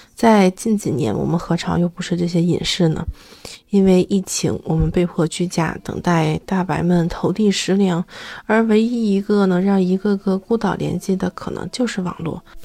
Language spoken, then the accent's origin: Chinese; China; 咱作为中国人